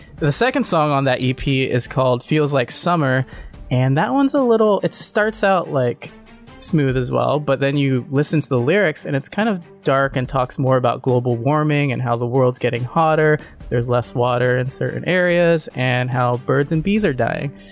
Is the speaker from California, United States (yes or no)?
no; Nebraska, United States; I'm from Nebraska